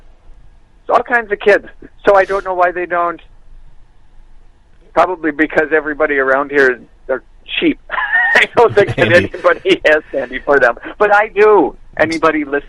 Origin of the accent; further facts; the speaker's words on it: the middle of Wisconsin, United States; moved away; I'm from the middle of Wisconsin